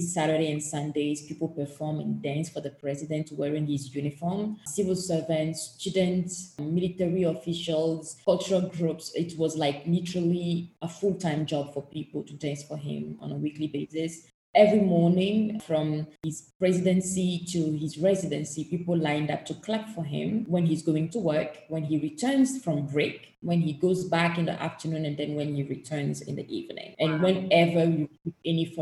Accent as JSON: {"language": "English", "country": "Togo", "tie": "born or raised there", "said": "the country where I was born and raised in, which passport I hold, is Togo"}